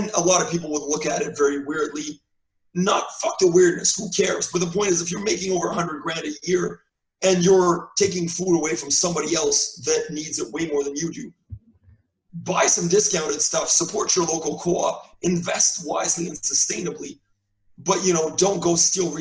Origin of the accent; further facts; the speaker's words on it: Canada; as a Canadian